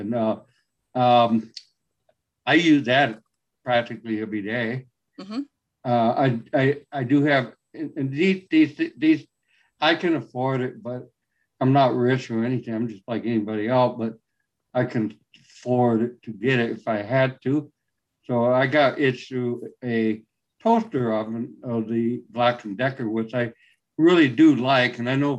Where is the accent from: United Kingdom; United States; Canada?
United States; San Antonio, Texas; now in California, United States; Texas, San Antonio.